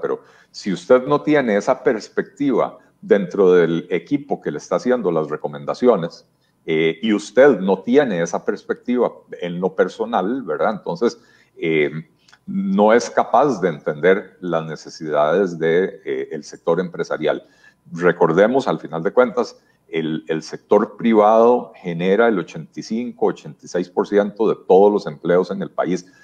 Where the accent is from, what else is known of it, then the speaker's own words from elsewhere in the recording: Costa Rica; lo que somos los costarricenses